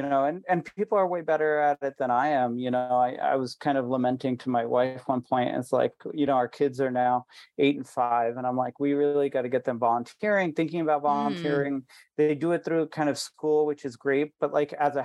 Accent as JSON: {"language": "English", "country": "India", "said": "even though I am Indian"}